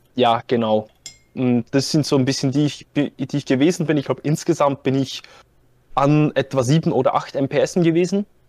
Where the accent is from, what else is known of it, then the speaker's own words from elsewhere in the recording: Zurich, Switzerland; ich komme aus der Schweiz, ich komme aus dem Kanton Zürich.